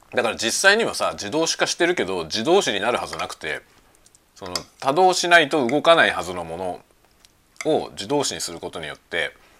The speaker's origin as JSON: {"language": "Japanese", "town": "Yokohama", "region": "Kanagawa", "country": "Japan", "tie": "born or raised there", "also_born_or_lived": "Tokyo", "moved": "as an adult", "lives_now": "Hokkaido, Japan", "said": "僕は生まれが東京でさ、ずっと神奈川に住んでたから、まあ、方言といえば浜辺？横浜"}